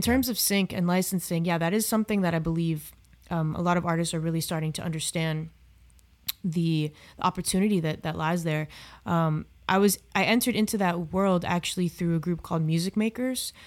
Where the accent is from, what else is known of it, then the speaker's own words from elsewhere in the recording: South Florida, United States; in South Florida where I, I grew up.